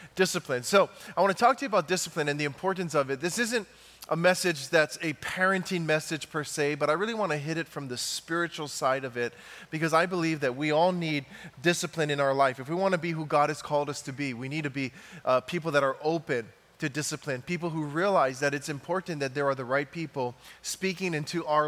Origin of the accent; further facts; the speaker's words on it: Big Island of Hawaii, United States; I'm from Hawaii, from the big island of Hawaii